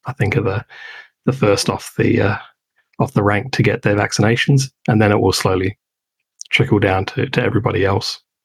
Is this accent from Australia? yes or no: yes; Adelaide, South Australia, Australia; moved away; I'm from Adelaide originally